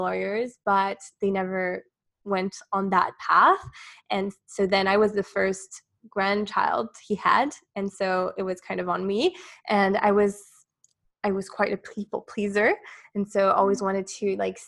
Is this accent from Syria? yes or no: no; Switzerland; moved away as an adult; now in Dubai, United Arab Emirates; I'm from Switzerland. So I grew up most of my life there, and I'm now based in Dubai